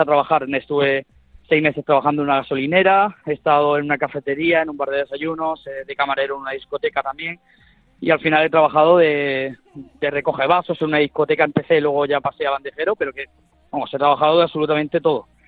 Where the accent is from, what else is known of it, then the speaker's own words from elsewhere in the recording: Almería, Andalusia, Spain; ahí en Almería, que es de donde yo soy